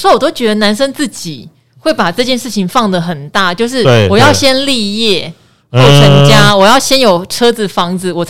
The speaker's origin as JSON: {"language": "Chinese", "region": "Pingtung County", "country": "Taiwan", "said": "虽然我是屏东人，应该是喜欢吃蒸的"}